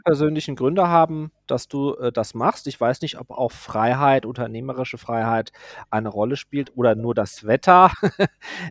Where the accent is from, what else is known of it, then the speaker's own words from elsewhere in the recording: Germany; also born or lived in Côte d'Azur, France; ich bin hier aufgewachsen und ich liebe meine Heimat